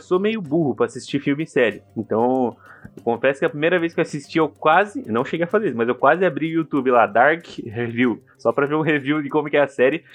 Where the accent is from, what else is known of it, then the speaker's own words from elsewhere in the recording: interior of São Paulo, Brazil; a cidade onde eu cresci, né, interior de São Paulo, ela, é, ela era uma colônia japonesa